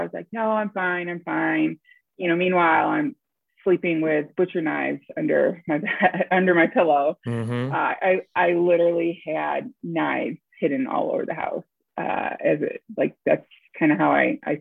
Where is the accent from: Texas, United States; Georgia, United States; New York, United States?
New York, United States; upstate; born or raised there